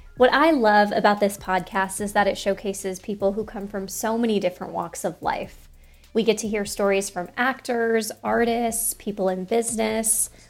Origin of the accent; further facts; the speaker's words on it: Colorado, United States; since I'm from Colorado